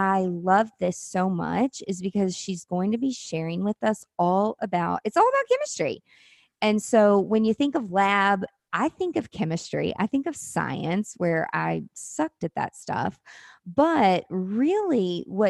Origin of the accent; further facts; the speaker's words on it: the South, United States; accent: Southern; I have such a Southern accent